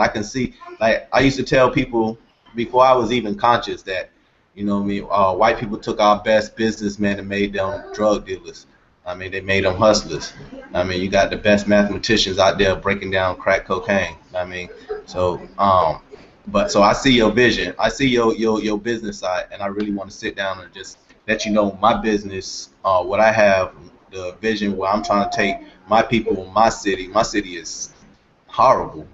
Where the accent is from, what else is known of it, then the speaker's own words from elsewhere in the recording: Miami, Florida, United States; now in Lauderhill, United States; I'm from Liberty City